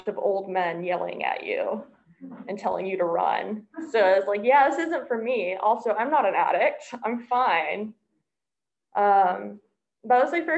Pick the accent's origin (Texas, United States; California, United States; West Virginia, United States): Texas, United States; Dallas; I come from Dallas, Texas